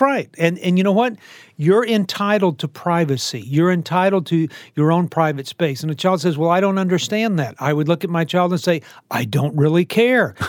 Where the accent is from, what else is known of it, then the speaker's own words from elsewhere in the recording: Texas, United States; I, I live in Texas. I'm a Texan. I was born in Texas